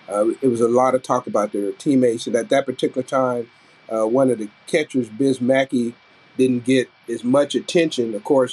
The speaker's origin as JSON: {"language": "English", "town": "Kansas City", "region": "Kansas", "country": "United States", "tie": "born or raised there", "said": "my hometown with the Kansas City, Kansas Giants"}